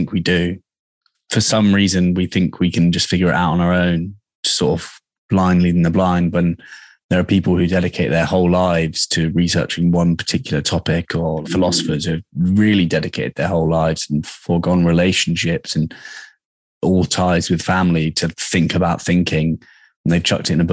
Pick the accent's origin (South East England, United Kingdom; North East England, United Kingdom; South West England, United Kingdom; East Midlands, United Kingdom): South West England, United Kingdom; Dorset; moved away as an adult; also born or lived in Australia / Bali; now in London, United Kingdom; I grew up in Dorset